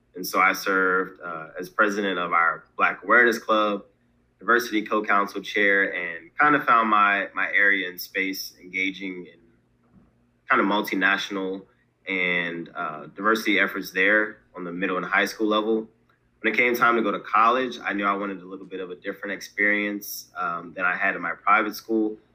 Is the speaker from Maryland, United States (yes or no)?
yes; Baltimore, Maryland, United States; also born or lived in Delaware; originally I'm from Baltimore, Maryland. Um, born in Delaware, but raised primarily in Baltimore.